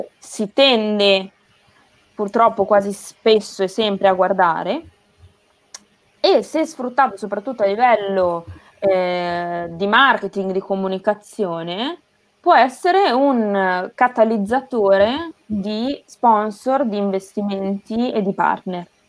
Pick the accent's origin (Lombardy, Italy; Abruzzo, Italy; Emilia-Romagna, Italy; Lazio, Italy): Emilia-Romagna, Italy; Castel San Pietro Terme; moved away as an adult; also born or lived in Rome / Bologna / Naples; vengo da un piccolo paese tra Imola e Bologna eh, che si chiama Castel San Pietro Terme